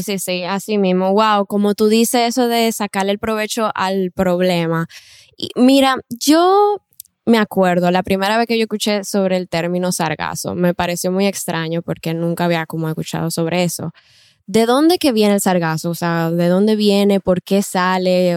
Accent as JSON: {"language": "Spanish", "country": "Dominican Republic", "said": "como dominicanos y dominicanas"}